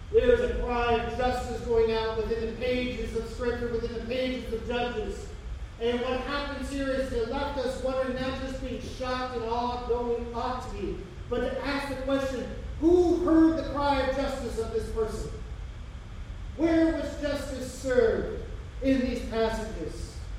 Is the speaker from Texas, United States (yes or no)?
no; Hamilton, Ohio, United States; I grew up in Hamilton